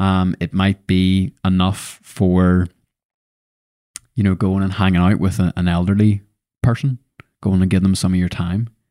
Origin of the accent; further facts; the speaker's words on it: Lisburn, Northern Ireland, United Kingdom; moved away as an adult; I was born and bred in Lisburn